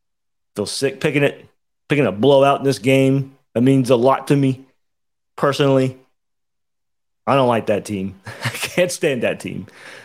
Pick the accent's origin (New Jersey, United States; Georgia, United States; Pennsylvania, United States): Georgia, United States; my background growing up in Georgia.